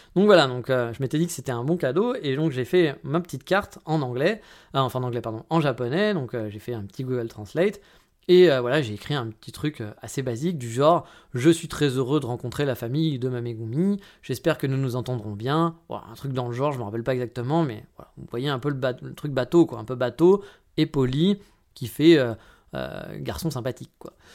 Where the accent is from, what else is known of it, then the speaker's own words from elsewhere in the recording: France; moved away as an adult; now in Kyoto, Japan; je suis français